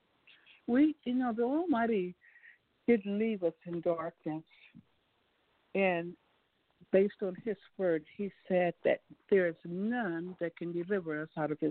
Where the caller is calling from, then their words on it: St. Louis, Missouri, United States; I'm calling from St. Louis, Missouri